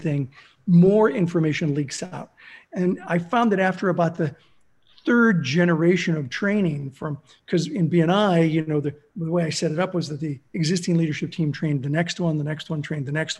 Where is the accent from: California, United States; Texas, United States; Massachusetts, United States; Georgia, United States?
California, United States; Southern; also born or lived in Pittsburgh, Pennsylvania / Los Angeles / Azusa; So I grew up in Southern California. I was born in Pittsburgh. My parents moved to Los Angeles when I was six.